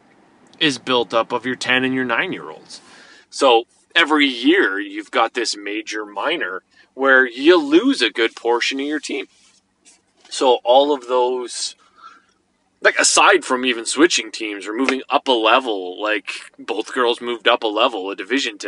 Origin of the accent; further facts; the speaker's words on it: Canada; we're Canadian